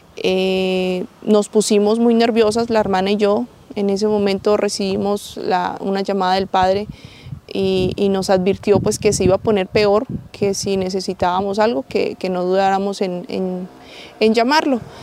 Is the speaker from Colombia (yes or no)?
yes; Colombia; hermana guadalupana de La Salle, este, soy colombiana